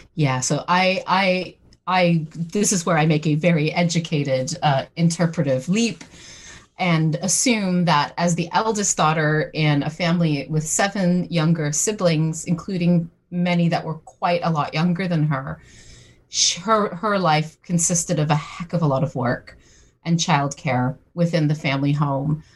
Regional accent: St. John's, Newfoundland and Labrador, Canada; moved away as an adult; also born or lived in Britain; now in United Kingdom; I'm originally from St. John's, Newfoundland in Canada, but I've been living in Britain for the past 20 years

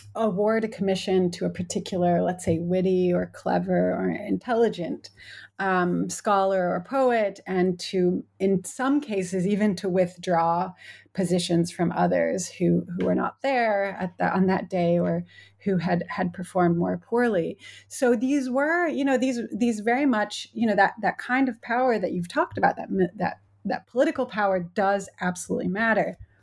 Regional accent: United States; moved away as an adult; now in United Kingdom; as an American who, I teach at a, at a U K university

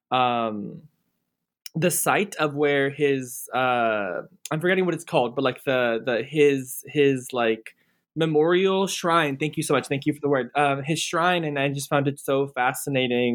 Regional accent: near Corpus Christi, South Texas, United States; I grew up in South Texas near a small town near Corpus Christi

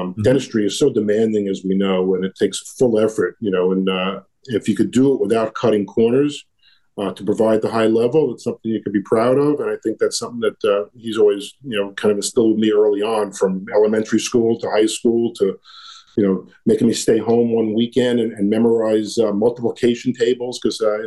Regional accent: New York City, New York, United States; I grew up in Brooklyn

